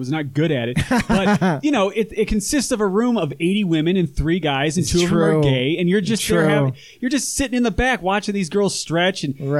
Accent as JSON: {"language": "English", "town": "Oakland", "region": "California", "country": "United States", "tie": "born or raised there", "also_born_or_lived": "Chico, California", "moved": "yes", "lives_now": "Los Angeles, United States", "said": "I'm from Oakland, California."}